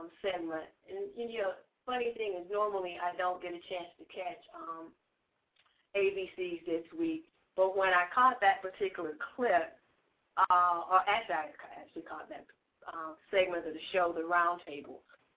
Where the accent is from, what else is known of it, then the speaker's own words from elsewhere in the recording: the South, United States; I am from the South also